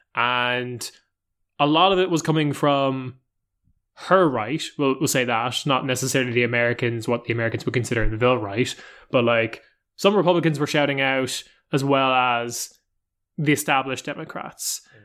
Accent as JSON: {"language": "English", "country": "Ireland", "said": "I come from Ireland"}